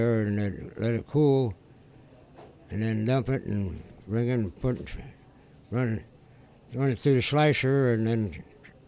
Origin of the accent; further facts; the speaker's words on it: Hammond, Indiana, United States; I've been in this area all my life.